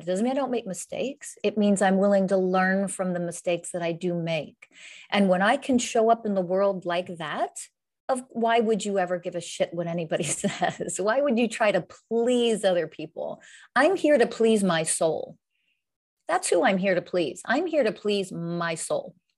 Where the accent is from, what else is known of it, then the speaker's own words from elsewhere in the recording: Pennsylvania, United States; moved away as an adult; now in San Diego, United States; I'm, I'm originally from the United States, um, Pennsylvania originally. I live in San Diego, California